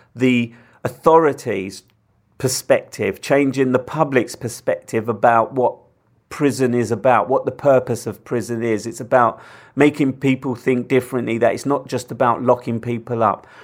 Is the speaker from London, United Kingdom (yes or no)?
yes; London, United Kingdom; I come from London, I live in London